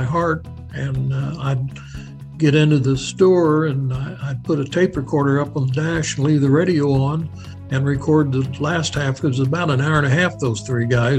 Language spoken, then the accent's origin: English; Wichita, Kansas, United States; I grew up right here in Wichita, Kansas, born in Wesley Hospital, and been here